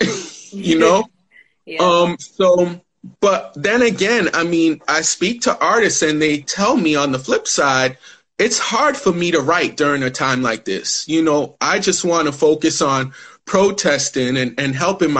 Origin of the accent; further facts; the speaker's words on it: Ghana; I'm Ghanaian